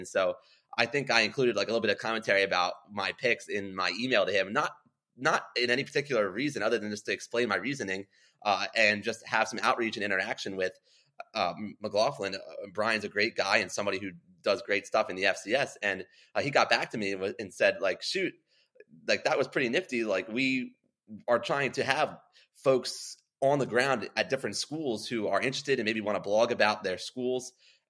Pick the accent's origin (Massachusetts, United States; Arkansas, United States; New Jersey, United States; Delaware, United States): Delaware, United States; growing up in Delaware was one thing